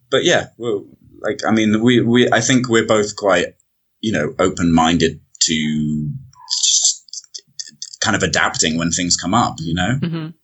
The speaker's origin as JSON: {"language": "English", "country": "United Kingdom", "said": "I can go in for as a British citizen"}